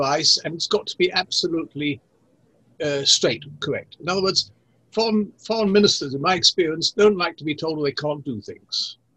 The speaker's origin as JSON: {"language": "English", "country": "Israel", "tie": "born or raised there", "also_born_or_lived": "England", "accent": "English accent; Hebrew accent", "said": "I grew up in Israel"}